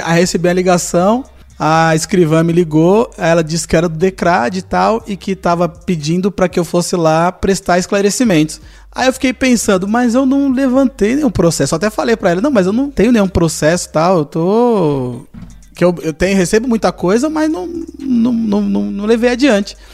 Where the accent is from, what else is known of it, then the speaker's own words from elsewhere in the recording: São Paulo, Brazil; eu que sou paulista